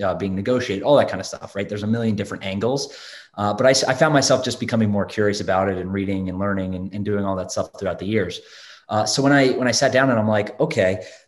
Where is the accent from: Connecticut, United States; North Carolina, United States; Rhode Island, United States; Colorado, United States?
North Carolina, United States; Raleigh; also born or lived in Durham, North Carolina; now in New York City, United States; I grew up in Raleigh, North Carolina